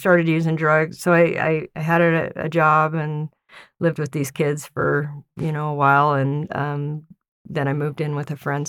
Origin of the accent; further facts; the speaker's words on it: Mountain Green, Utah, United States; also born or lived in Honeyville, Utah / Ogden, Utah; I grew up in Mountain Green.